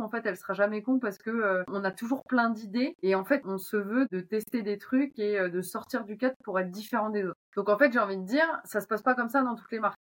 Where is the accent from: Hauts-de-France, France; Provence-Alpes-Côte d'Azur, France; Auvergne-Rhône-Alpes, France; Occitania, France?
Hauts-de-France, France; Amiens; moved away as an adult; also born or lived in Bordeaux / Angers; je suis d'ici, je suis de l'Oise, je suis né à Amiens